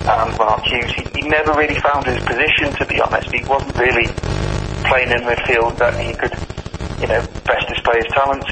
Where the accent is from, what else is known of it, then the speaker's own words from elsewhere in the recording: Blackpool, North West England, United Kingdom; I was born in Blackpool, so Blackpool was technically my local team